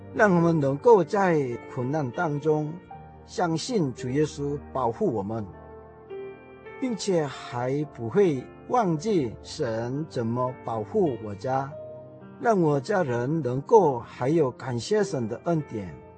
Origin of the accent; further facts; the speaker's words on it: South Korea; Chinese is a second language; moved away as an adult; now in Taiwan; 我是从韩国来的